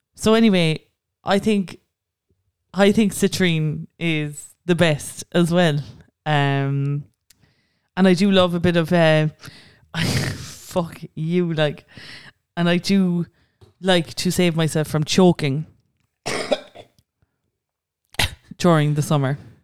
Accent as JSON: {"language": "English", "town": "Cork", "region": "Munster", "country": "Ireland", "said": "I'm from Cork"}